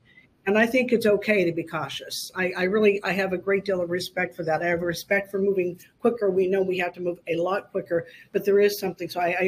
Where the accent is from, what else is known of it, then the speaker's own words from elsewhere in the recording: Pittsburgh, Pennsylvania, United States; I grew up in Pittsburgh.